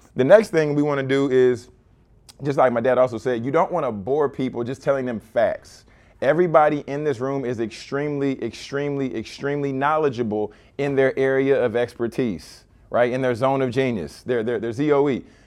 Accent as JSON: {"language": "English", "town": "Baton Rouge", "region": "Louisiana", "country": "United States", "tie": "born or raised there", "said": "growing up in Baton Rouge."}